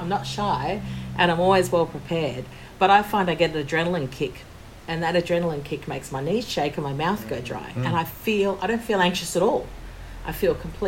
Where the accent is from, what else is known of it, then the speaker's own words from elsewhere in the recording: Australia; we're the people from Australia